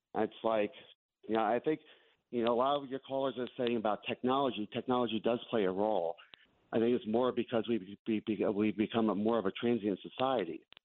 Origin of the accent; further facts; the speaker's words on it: New Jersey, United States; moved away as an adult; now in Atlanta, United States; I grew up in New Jersey